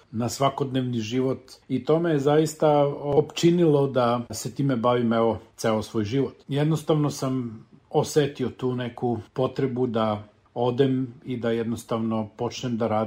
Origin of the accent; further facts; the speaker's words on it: Aleksinac, Nišava District, Serbia; moved away as an adult; also born or lived in Niš / New Zealand; ja sam rođen u Aleksincu. Odrastao sam na Lesinačkom rudniku u velikoj porodici dedom Jovanom i nanom Milicom